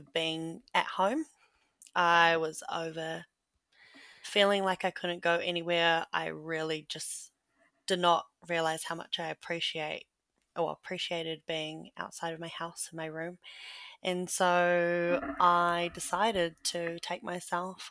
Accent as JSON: {"language": "English", "town": "Rotorua", "region": "Bay of Plenty", "country": "New Zealand", "tie": "born or raised there", "moved": "yes", "lives_now": "Hamilton, New Zealand", "said": "I currently live in Kirikiriroa in the North Island, and I grew up in Rotorua"}